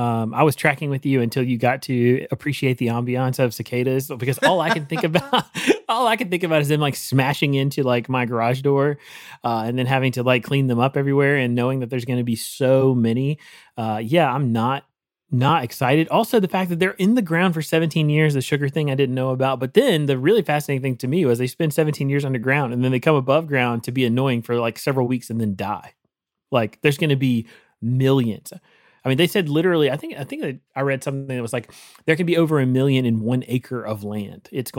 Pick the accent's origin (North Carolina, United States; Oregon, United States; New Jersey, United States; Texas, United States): North Carolina, United States; Oh, man. Well, Dr. Gray, I'm from North Carolina. It is a big, also college basketball state. I am from a family, a long line of tobacco farmers.